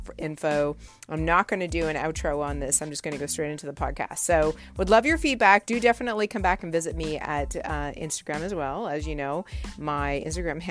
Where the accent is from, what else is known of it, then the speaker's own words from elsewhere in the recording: Canada; I was born in Canada